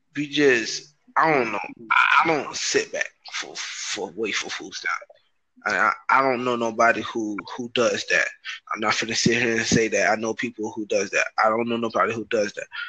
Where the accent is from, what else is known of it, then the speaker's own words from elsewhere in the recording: Broward County, Florida, United States; I'm from Broward County, Florida, USA